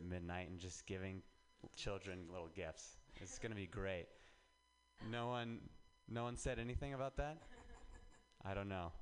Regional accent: Reno, Nevada, United States; moved away as an adult; now in San Francisco, United States; I'm from Reno

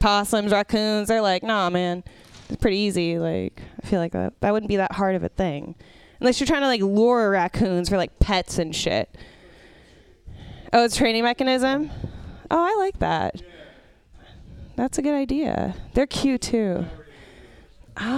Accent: San Francisco, California, United States; I grew, was born and raised in San Francisco

